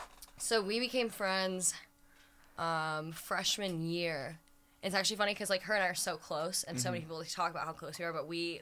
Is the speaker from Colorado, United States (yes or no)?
yes; Boulder, Colorado, United States; moved away as an adult; now in Iowa, United States; I am from Boulder, Colorado.